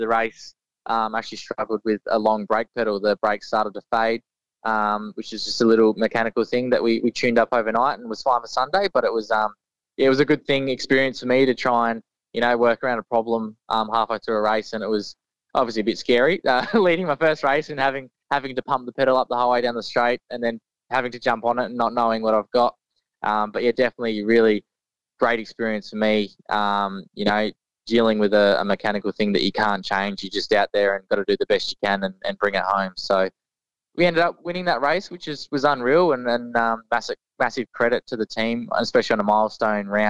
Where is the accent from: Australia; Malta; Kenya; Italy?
Australia; Mount Gambier, South Australia; great little town. It's where I grew up. And it's cool to come back and live here for the moment